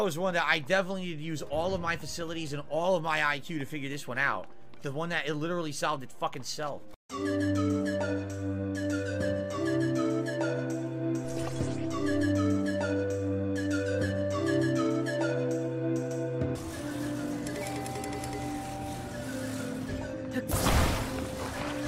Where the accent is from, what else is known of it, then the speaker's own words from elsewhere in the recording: United States; I'm American, and I'm white